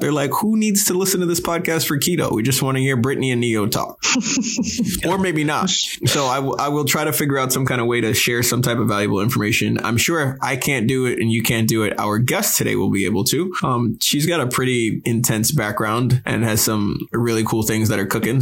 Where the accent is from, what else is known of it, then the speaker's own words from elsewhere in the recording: Long Island, Suffolk County, New York, United States; moved away; I'm originally from New York